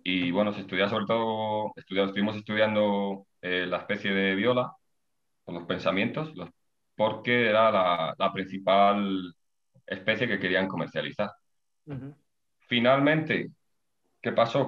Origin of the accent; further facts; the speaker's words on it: Ávila, Castile and León, Spain; moved away as an adult; now in León, Spain; yo soy de, de Ávila